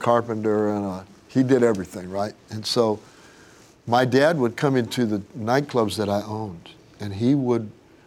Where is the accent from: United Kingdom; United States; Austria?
United States; Tulsa, Oklahoma; But I grew up in Tulsa